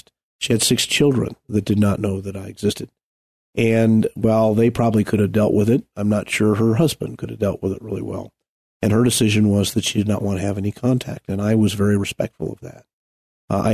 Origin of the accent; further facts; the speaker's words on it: Colorado Springs, Colorado, United States; also born or lived in Denver; built a little house very close to the entrance of North Cheyenne Canyon. And I grew up there